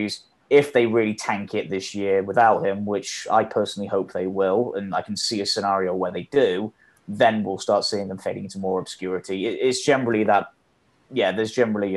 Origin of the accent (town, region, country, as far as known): England, United Kingdom